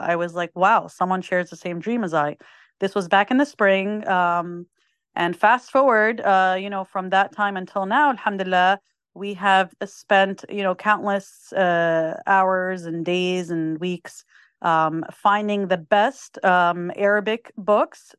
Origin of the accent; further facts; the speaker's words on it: New Jersey, United States; I was born and raised in the United States, in the state of New Jersey